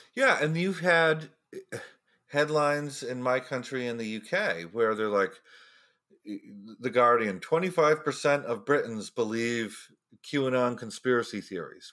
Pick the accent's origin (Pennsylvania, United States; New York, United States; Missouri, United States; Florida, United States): Florida, United States; in Florida, my home state